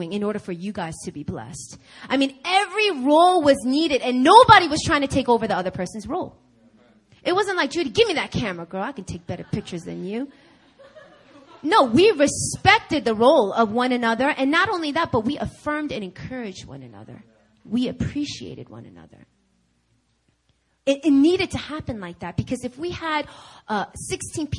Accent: New York, United States; moved away; I'm from New York

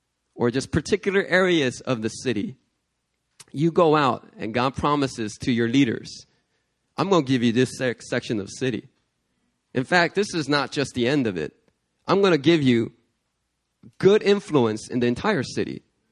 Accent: New York City, New York, United States; because I came from New York City.

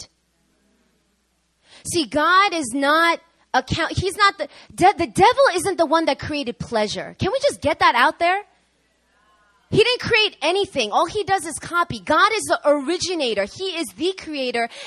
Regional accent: New York, United States; I'm from New York, okay?

